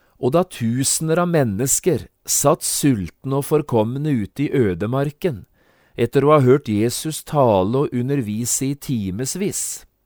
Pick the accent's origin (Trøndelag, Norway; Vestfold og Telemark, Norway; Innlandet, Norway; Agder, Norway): Vestfold og Telemark, Norway; Notodden; da jeg vokste opp hjemme på Notodden